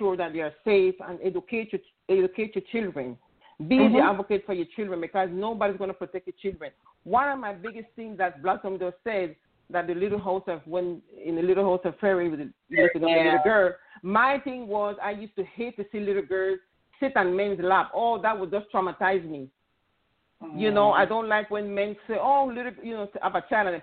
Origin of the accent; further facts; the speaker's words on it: Panama; I come from an Hispanic culture. I'm from Panama